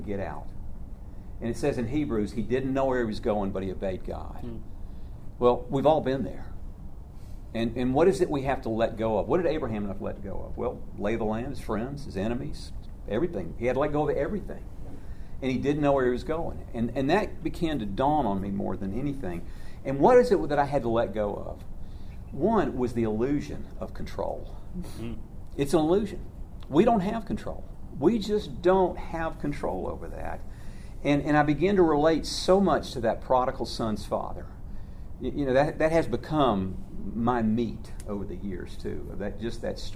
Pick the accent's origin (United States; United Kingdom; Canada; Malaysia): United States; Atlanta, Georgia; also born or lived in White, Georgia; I grew up in Atlanta, so I was a city boy